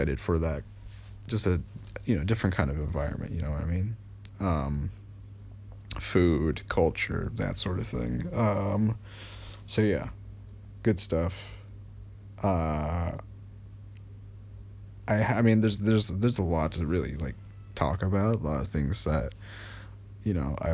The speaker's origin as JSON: {"language": "English", "country": "United States", "said": "I am American"}